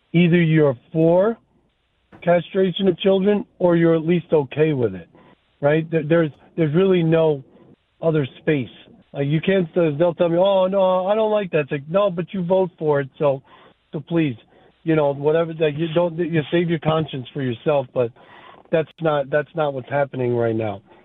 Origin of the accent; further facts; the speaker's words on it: Chicago, Illinois, United States; I'm from Chicago